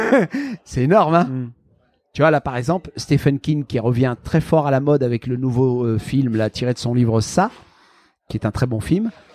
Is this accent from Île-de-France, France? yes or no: no; the Nord, Hauts-de-France, France; moved away; also born or lived in Marseille / Canada; j'ai grandi dans le Nord